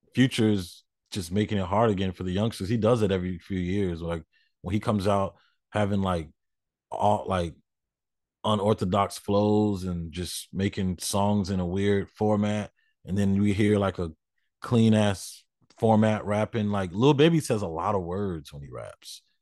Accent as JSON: {"language": "English", "region": "the South", "country": "United States", "said": "I'm from the South, so all my family in the South always had, like, three Rottweilers"}